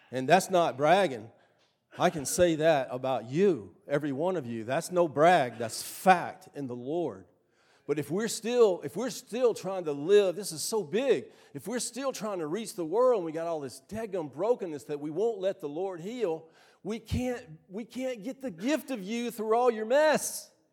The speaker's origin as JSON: {"language": "English", "town": "Starkville", "region": "Mississippi", "country": "United States", "tie": "born or raised there", "said": "I grew up right here in Starkville, in Starkville High School"}